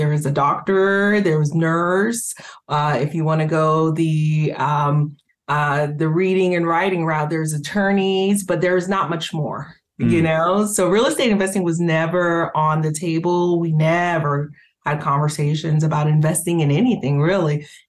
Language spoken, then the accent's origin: English; Haiti; moved away; I came from Haiti, like you mentioned a little bit earlier